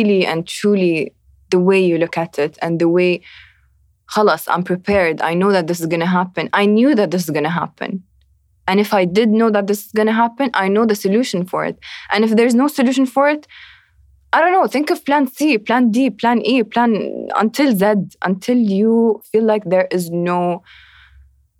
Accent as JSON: {"language": "English", "region": "Abu Dhabi", "country": "United Arab Emirates", "said": "I'm from Abu Dhabi"}